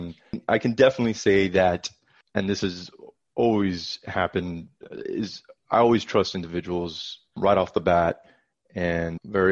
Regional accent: South Florida, United States; moved away as an adult; now in Dallas, United States; now I live in Dallas, like you mentioned, but I'm originally from South Florida

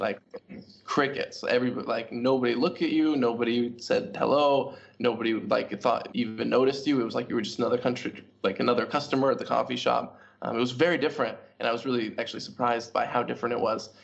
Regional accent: Portland, Oregon, United States; moved away as an adult; also born or lived in Hong Kong / Hanoi, Vietnam; now in Vietnam; growing up in Portland, Oregon

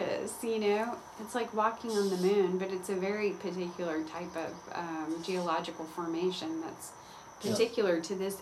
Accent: Conyers, Georgia, United States; a manufacturing plant in Conyers, and it was just a small cow town, you know, probably felt very rural when I was growing up. And like I grew up on Highway 138.

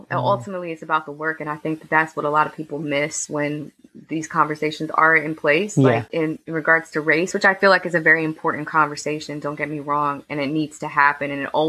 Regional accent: New York City, New York, United States; I was born and raised in Harlem. I went to school in elementary school and high school in Spanish Harlem. I'm like a proper Harlemite. I literally was born three blocks away from where I live currently.

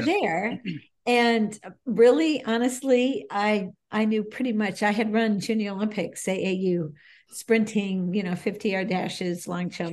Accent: Bay Village, Ohio, United States; I grew up in Cleveland, a suburb of Cleveland, Ohio, Bay Village

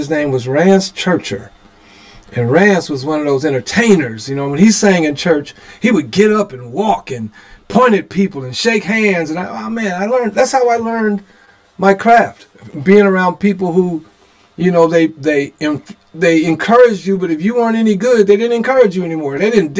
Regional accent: Memphis, Tennessee, United States; moved away; growing up in Memphis, Tennessee has its own share of advantages and disadvantages. Depends on how you look at it. For me personally, by being born the son of a Baptist minister and consummate minister's wife

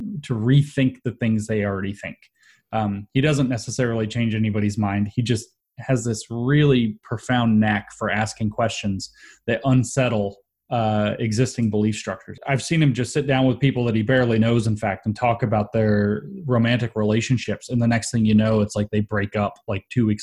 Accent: Southeast, United States; I grew up in the Southeast, which is renowned for being kind of the opposite of both of those things

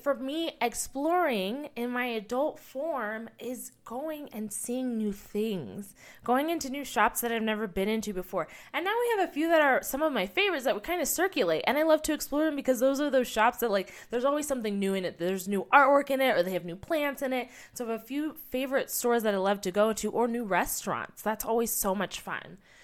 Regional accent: United States; my own experience as an American kid

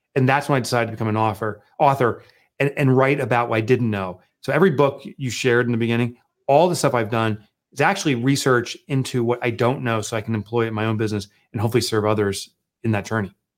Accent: Boonton, New Jersey, United States; from a little Booton, New Jersey, a little colonial town. It's actually where I grew up

